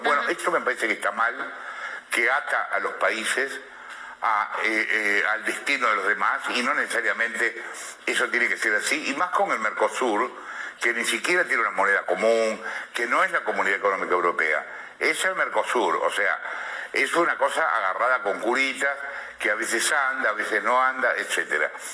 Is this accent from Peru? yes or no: no; Argentina